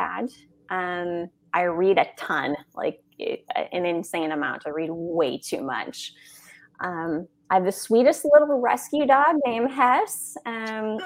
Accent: Minnesota, United States; moved away; I'm from Minnesota originally, so I grew up watching a lot of hockey

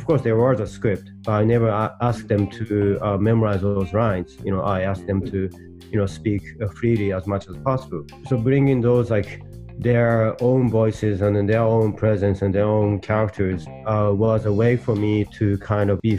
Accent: Hokkaido, Japan; moved away as an adult; also born or lived in United States; I was born and raised in Hokkaido

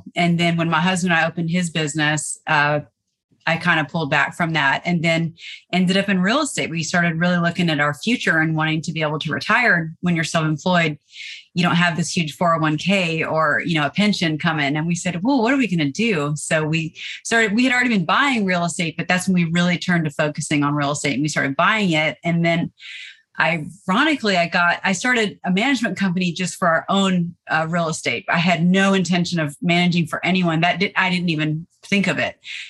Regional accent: Nashville, Tennessee, United States; now in Savannah, United States; I'm originally from Nashville, Tennessee. And I've been in Savannah about 20 years. I've lived all over the world, but I belong in the South.

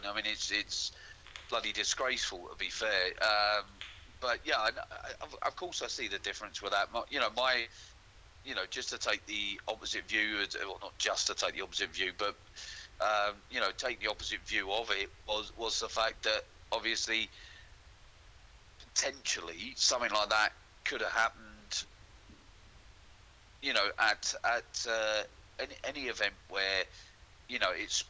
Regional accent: London, United Kingdom; moved away; I'm from London

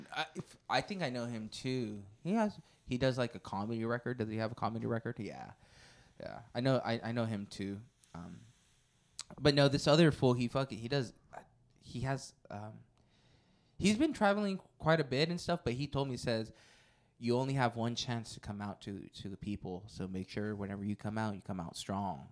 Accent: Porterville, California, United States; I grew up in Porterville

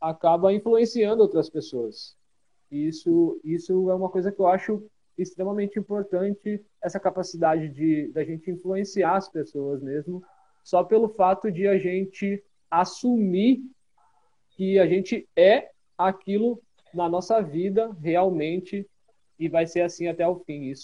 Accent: Rio Grande do Sul, Brazil; essa pessoa teve uma, uma importância muito grande aqui aqui de de onde eu sou, aqui no Rio Grande do Sul

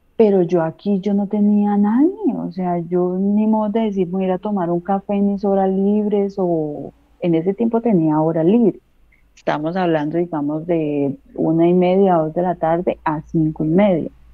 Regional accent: Colombia; moved away as an adult; now in Alicante, Spain; salí de Colombia, dejé a mi hijo

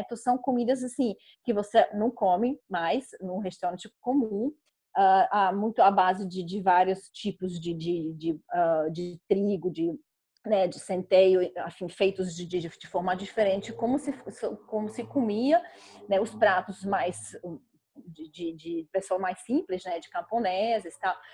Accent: Czechia; Portuguese is a second language; moved away as an adult; also born or lived in Coimbra, Portugal / Brazil; que é o nome tcheco, porque eu sou tcheca

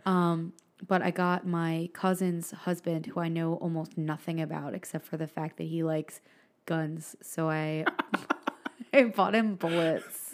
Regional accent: Philadelphia, Pennsylvania, United States; moved away; I'm from Philly

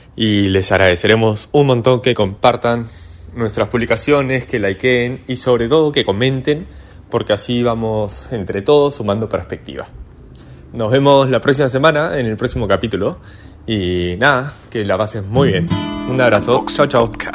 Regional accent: Peru; soy peruano

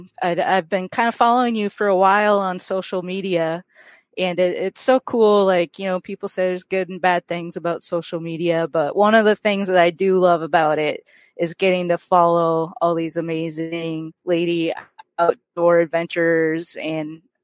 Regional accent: Minnesota, United States; moved away; I grew up in Minnesota originally

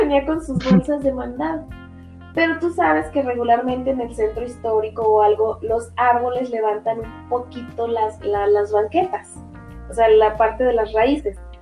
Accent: Guadalajara, Jalisco, Mexico; Yo soy de Guadalajara

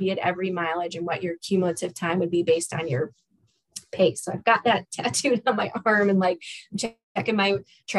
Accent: Chicago, Illinois, United States; I also grew up in Chicago, the Chicago area

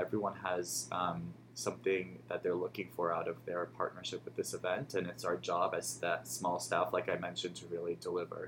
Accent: New York, United States; moved away as an adult; now in Chicago, United States; I'm from New York originally, so moving to Chicago

